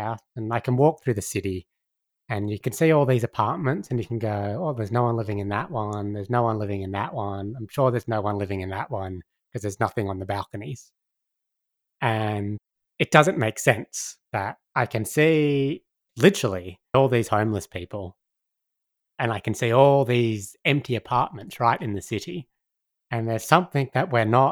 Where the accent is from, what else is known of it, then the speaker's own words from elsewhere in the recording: Sydney, New South Wales, Australia; moved away as an adult; now in Northern Territory, Australia; I grew up in Sydney, in a big city